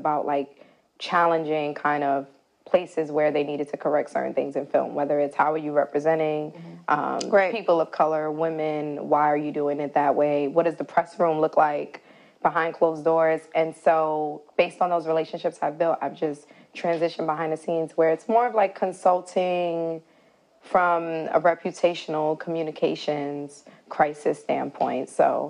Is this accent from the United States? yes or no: yes; New York City, New York, United States; moved away as an adult; also born or lived in Atlanta, Georgia; now in Los Angeles, United States; I'm from the Bronx. Yes. Born and raised. Went to college, went to Spelman in Atlanta.